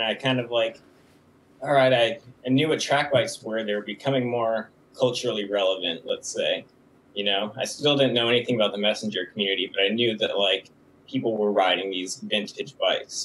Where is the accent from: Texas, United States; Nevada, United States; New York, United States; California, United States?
California, United States; San Jose; also born or lived in Gilroy, California / San Francisco, California; I grew up in San Jose and Gilroy, in kind of like the southern part of the Bay Area, which is in California